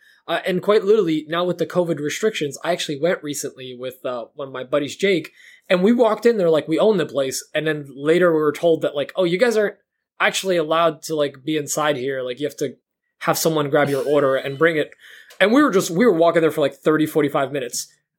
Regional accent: Poland; born there; which I cannot spell because I was born in Poland.

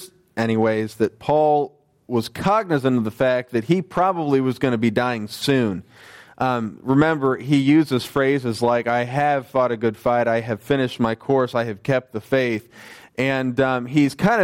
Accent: United States; moved away; I was a teenager in the U.S.

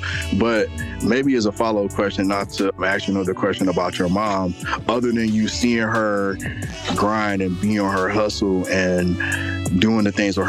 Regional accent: Detroit, Michigan, United States; I grew up on the Finkel Evergreen area.

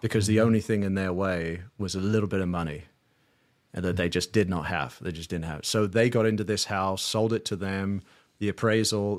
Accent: London, United Kingdom; moved away as an adult; also born or lived in Saint Louis, Missouri; now in United States; I'm from London, England, moved out to the States in two thousand

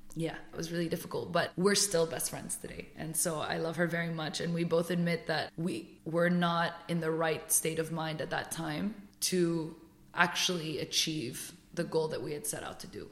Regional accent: Paris, Île-de-France, France; moved away as an adult; now in United Arab Emirates; I was born and raised in Paris

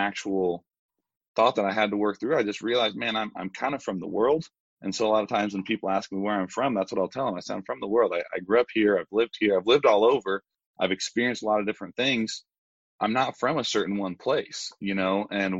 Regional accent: Brazil; now in United States; In Brazil, I'm, you know, technically I'm born there, but I'm American. My parents are American, but in the States, I'm the kid from Brazil.

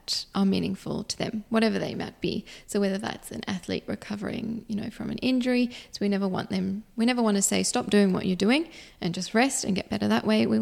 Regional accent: South Africa; now in Perth, Australia; I was born in South Africa and then immigrated here to Australia

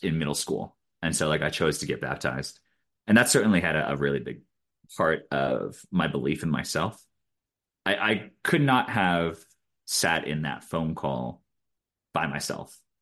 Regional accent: Eugene, Oregon, United States; I grew up in Eugene, Oregon

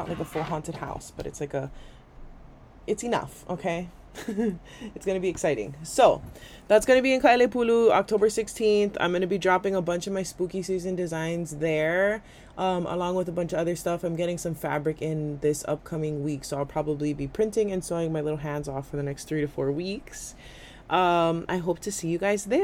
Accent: Waimanalo, Hawaii, United States; grew up like two streets down from each other our whole life in Waimanalo

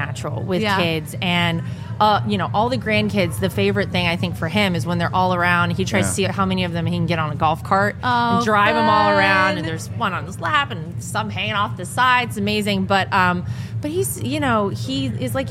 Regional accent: North Carolina, United States; moved away; my home state of North Carolina

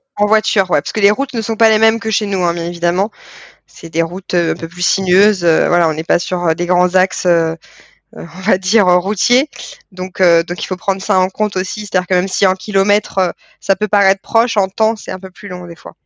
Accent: France; en tant que Français à l'étranger

